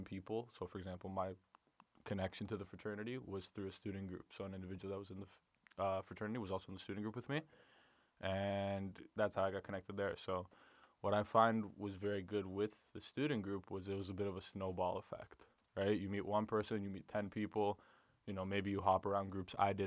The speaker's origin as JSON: {"language": "English", "town": "Mississauga", "region": "Ontario", "country": "Canada", "tie": "born or raised there", "said": "I'm from Mississauga originally, and I was in high school there"}